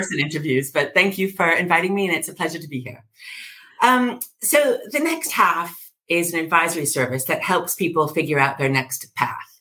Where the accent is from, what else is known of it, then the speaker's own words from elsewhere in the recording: United States; accent: New York; moved away as an adult; now in London, United Kingdom; I was raised in America, as you can hear from my drawl